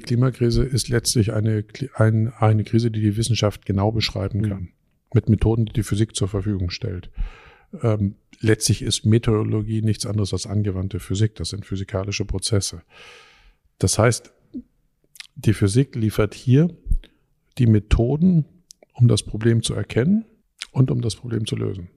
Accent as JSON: {"language": "German", "town": "Dortmund", "region": "North Rhine-Westphalia", "country": "Germany", "moved": "yes", "said": "ich komme ursprünglich aus Dortmund"}